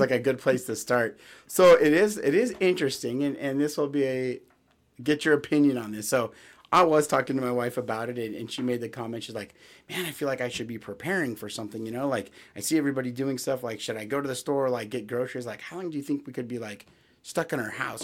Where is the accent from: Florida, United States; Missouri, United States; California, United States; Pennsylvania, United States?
California, United States; I grew up in California, we'd always have earthquake drills